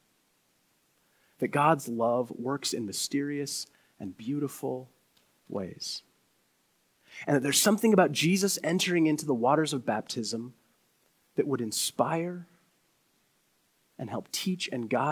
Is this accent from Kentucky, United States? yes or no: yes; Crestwood, Kentucky, United States; I grew up in the Church of the Nazarene, a small church, about 20 or 30 people elementary school cafeteria in Crestwood, Kentucky.